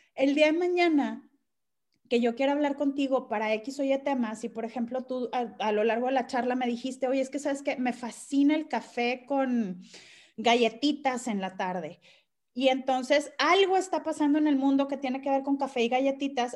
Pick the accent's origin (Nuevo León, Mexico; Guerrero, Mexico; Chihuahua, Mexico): Nuevo León, Mexico; Monterrey; yo soy de acá de Monterrey